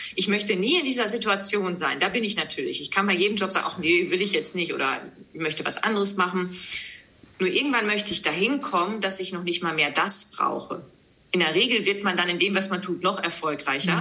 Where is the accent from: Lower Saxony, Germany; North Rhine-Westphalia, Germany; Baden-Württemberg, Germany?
Lower Saxony, Germany; Leer; moved away as an adult; now in Hamburg, Germany; Ich komme aus Leer, Ostfriesland, bin 37 Jahre jung und lebe seit der Zeit nach dem Abitur, das heißt seit 2005